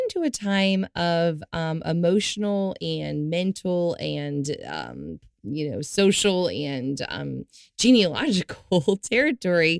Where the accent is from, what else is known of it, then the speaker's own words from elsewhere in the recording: the South, United States; I was raised in the South.